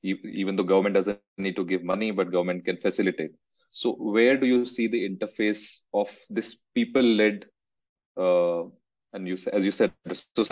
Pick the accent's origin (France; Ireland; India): India; Rishikesh, Uttarakhand; I'm from Rishikesh